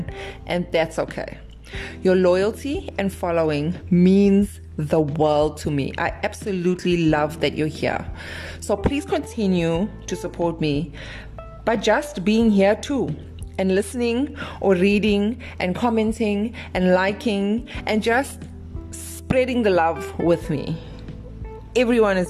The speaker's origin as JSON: {"language": "English", "town": "Durban", "region": "KwaZulu-Natal", "country": "South Africa", "said": "I am from South Africa, Durban, South Africa"}